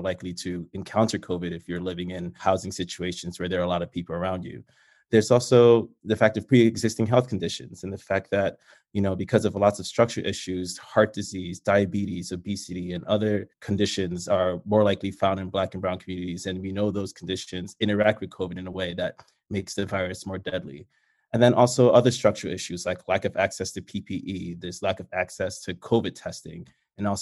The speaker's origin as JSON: {"language": "English", "town": "New York City", "region": "New York", "country": "United States", "said": "I'm from the Bronx"}